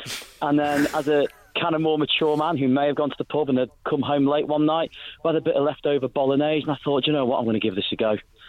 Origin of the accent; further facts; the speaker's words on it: Birkenhead, North West England, United Kingdom; I'm from Birkenhead.